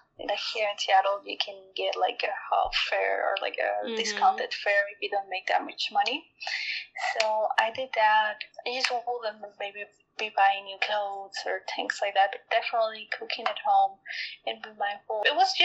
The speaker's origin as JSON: {"language": "English", "country": "Mexico", "tie": "born or raised there", "second_language": "English", "said": "I was born and raised in Mexico, and mm-hmm. then in Mexico I experienced a lot of violence."}